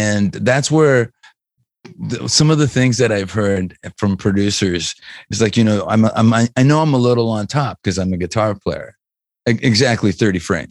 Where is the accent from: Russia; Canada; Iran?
Canada; we're from Canada